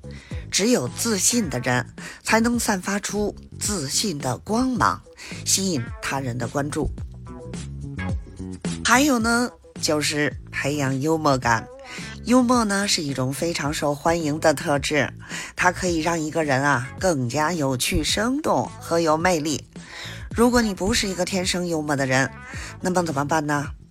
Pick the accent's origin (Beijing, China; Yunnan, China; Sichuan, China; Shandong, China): Beijing, China; 我是北京的…，新周愉快，咱们下期节目